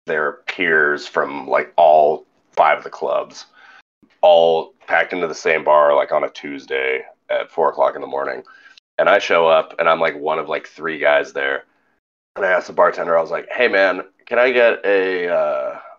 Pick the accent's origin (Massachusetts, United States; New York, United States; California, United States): California, United States; moved away as an adult; now in Louisiana, United States; growing up in California